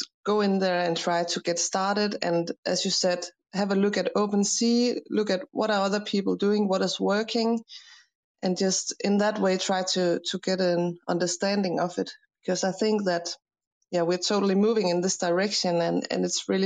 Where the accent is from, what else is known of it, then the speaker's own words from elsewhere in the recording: Denmark; I'm an architect from Denmark